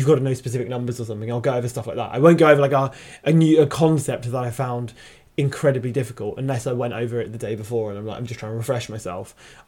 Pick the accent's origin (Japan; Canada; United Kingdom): United Kingdom; Brighton, South East England; I'm from Brighton.